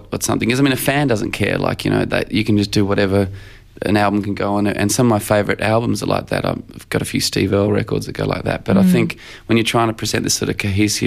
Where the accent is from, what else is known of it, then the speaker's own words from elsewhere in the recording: Australia; I describe myself as an Australian songwriter